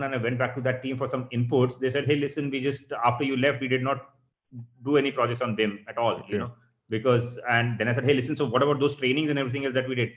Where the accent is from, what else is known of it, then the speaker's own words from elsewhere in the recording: India; we are guilty as Indian architectural professionals